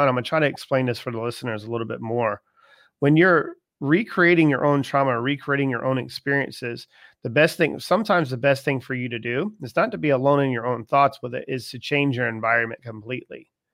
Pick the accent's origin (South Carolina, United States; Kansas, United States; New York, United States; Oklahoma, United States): South Carolina, United States; Charleston; I'm from Charleston, South Carolina, and it doesn't get cold often in Charleston